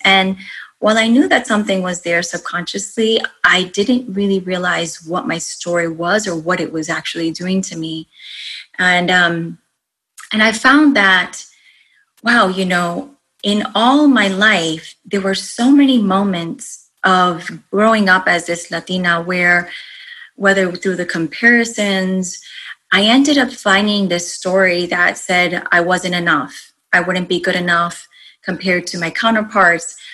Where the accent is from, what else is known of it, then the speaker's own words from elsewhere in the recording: East Coast, United States; moved away as an adult; also born or lived in Rhode Island / New York / Arizona; now in Virginia, United States; I grew up on the East Coast